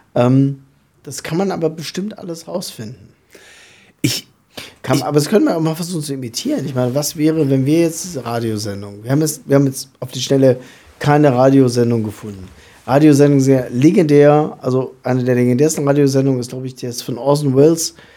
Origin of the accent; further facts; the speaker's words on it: southern Lower Saxony, Germany; ich komme aus dem Südniedersächsischen, was ja mal dem alten Königreich Hannover angehört und auch eigentlich dialektfrei ist